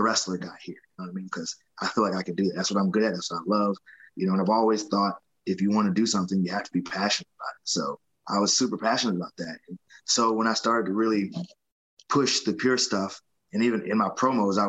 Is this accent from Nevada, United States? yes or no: no; Atlanta, Georgia, United States; I got an opportunity to do it here in Atlanta